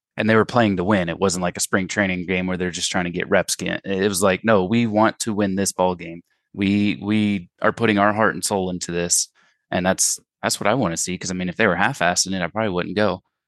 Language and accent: English; United States; I'm white American